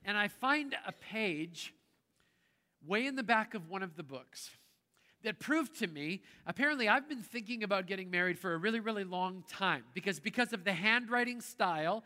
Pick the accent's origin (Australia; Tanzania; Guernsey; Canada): Canada; I grew up in Canada and that's how we roll north of the border.